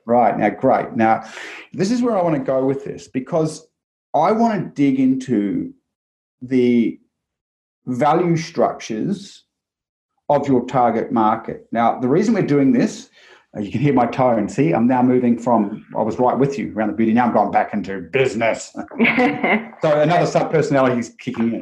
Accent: New Zealand; growing up in New Zealand

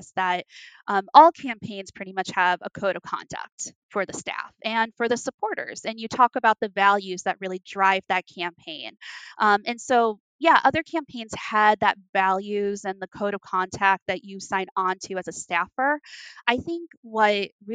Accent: Las Vegas, Nevada, United States; Nevada, which is where I'm from. I'm from Las Vegas.

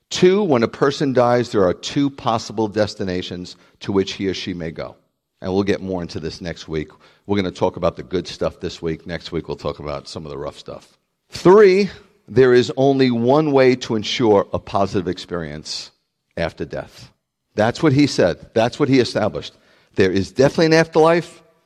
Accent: New York City, New York, United States; I'm from the Bronx

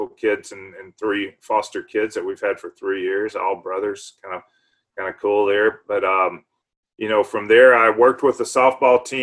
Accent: Liberty, Mississippi, United States; moved away as an adult; now in Waco, United States; I grew up in South Mississippi in rural area. Liberty, Mississippi was my hometown and on a farm

